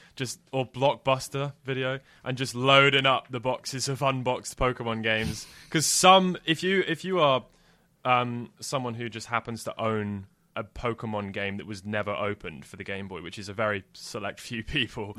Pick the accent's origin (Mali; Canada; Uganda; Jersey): Jersey; I grew up in Jersey